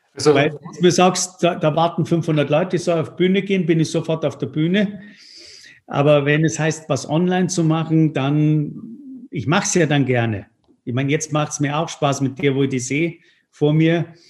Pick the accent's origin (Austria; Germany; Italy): Italy; Tuscany; moved away; Jetzt komme ich ja aus der Toskana